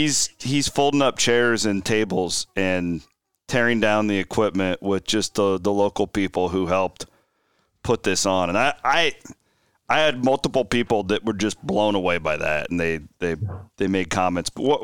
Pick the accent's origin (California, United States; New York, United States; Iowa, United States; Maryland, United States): Iowa, United States; Clarinda; Bloom's the farthest thing from a kid from Clarinda, Iowa that you can possibly imagine.